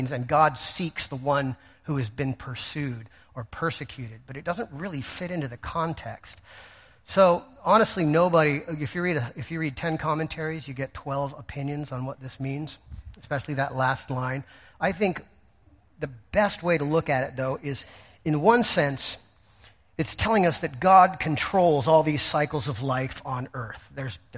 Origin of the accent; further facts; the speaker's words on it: United States; as Americans